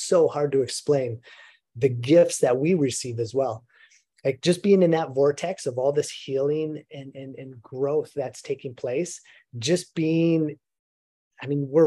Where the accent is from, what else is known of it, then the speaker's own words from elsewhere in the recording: Minnesota, United States; moved away; growing up in Minnesota